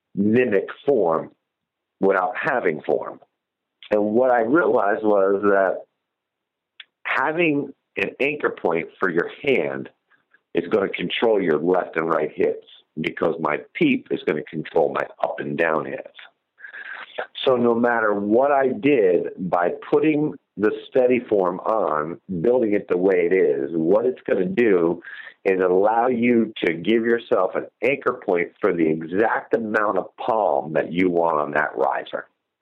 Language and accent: English; New Jersey, United States; I ended up taking my largest whitetail buck yet of my career, which is in my home state of New Jersey